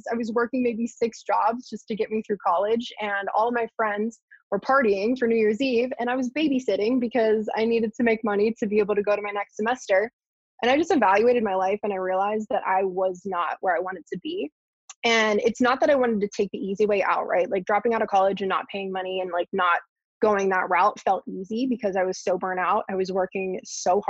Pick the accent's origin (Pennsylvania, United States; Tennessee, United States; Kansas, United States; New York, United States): Pennsylvania, United States; Pittsburgh; I grew up in Pittsburgh